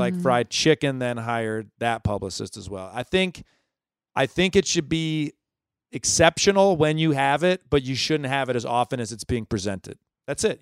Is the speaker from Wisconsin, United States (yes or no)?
no; Ann Arbor, Michigan, United States; also born or lived in Los Angeles; now in New York, United States; I'm from Ann Arbor, Michigan.